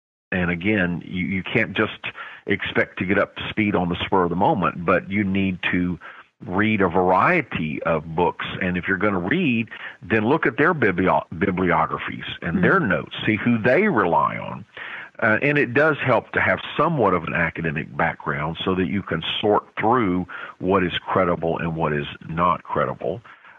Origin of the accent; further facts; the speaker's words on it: South Korea; Again, I grew up in Korea as an American, as a white person, and we were blessed as American citizens.